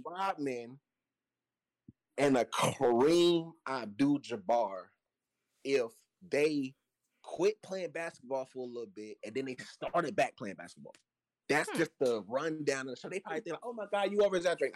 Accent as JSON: {"language": "English", "town": "Chattanooga", "region": "Tennessee", "country": "United States", "said": "I'm from Chattanooga, Tennessee. Yes, down south"}